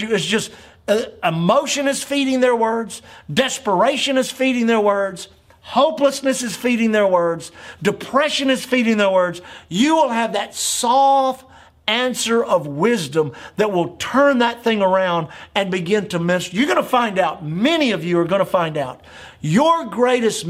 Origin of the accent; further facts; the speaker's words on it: United States; as an American the last 60 years of my life, 64 years of my life.